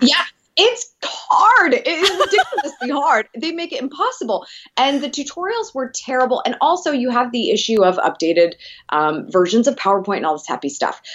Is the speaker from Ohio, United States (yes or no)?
yes; Columbus, Ohio, United States; I'm from Columbus